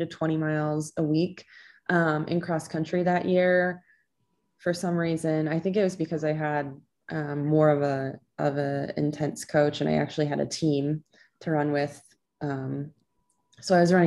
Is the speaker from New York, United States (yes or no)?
no; Clear Lake, Iowa, United States; moved away as an adult; now in Minneapolis, United States; I grew up in Clear Lake, Iowa. Which is northern Iowa, about 20 to 30 minutes south of the Minnesota border